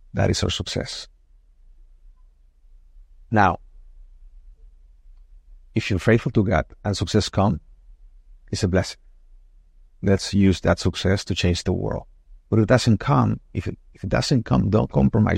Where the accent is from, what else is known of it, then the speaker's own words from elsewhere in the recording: Mexico; now in United States; I was born in Mexico. I love my country. I'm Mexican.